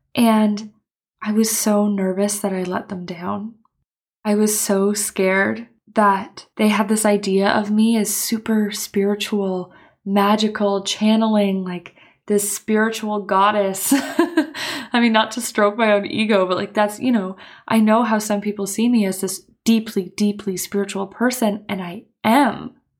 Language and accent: English; Canada; moved away as an adult; now in Copenhagen, Denmark; I am Canadian, but I'm living in Copenhagen